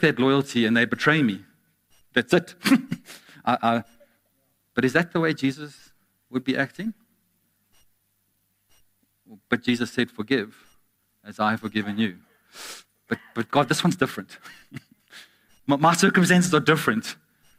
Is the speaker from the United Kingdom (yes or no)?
yes; Glasgow, Scotland, United Kingdom; I'm from Glasgow.